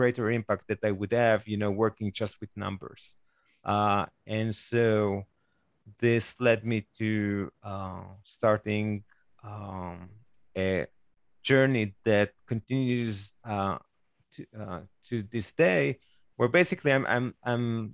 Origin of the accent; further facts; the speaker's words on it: Israel; moved away; I grew up in Israel